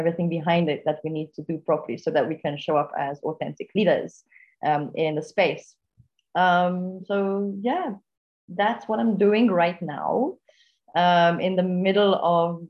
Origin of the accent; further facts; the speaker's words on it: Malta; I'm from Malta, currently in Gozo, an island just north, actually, of Malta.